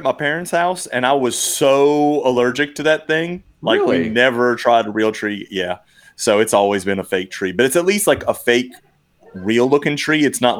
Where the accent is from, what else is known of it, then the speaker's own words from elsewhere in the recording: New Orleans, Louisiana, United States; moved away; growing up in New Orleans in City Park and Metairie